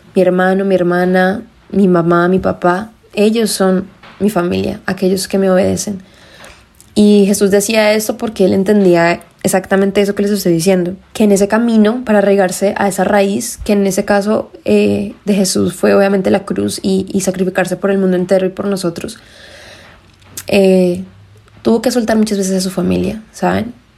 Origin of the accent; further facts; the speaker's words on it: Colombia; como decimos en Colombia, soy colombiana